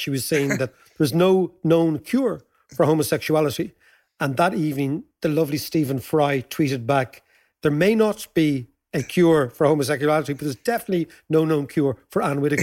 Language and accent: English; Ireland; As Irish people